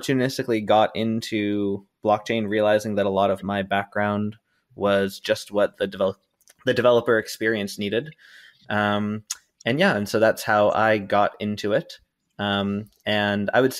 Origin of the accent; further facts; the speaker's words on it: Boston area, Massachusetts, United States; also born or lived in Utah; I am from the Boston area, grew up in a dairy town